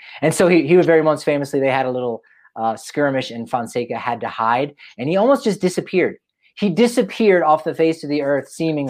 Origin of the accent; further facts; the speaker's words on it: New Jersey, United States; now in Boulder, United States; I'm from South Jersey.